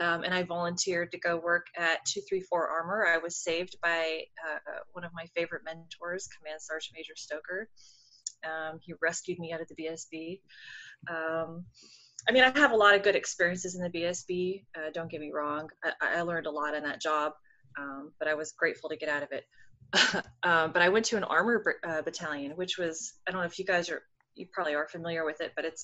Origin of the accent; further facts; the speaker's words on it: Southern California, United States; moved away as an adult; also born or lived in Virginia Beach / North Carolina / Camp Lejeune / Kentucky; I'm from Southern California, born and raised. My parents were in the military, so I did live on the East Coast sometimes.